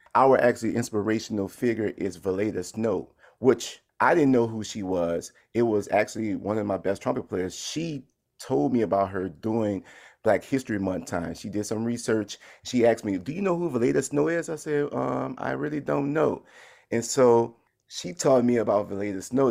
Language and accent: English; New Orleans, Louisiana, United States; growing up in New Orleans, where I come from a musical family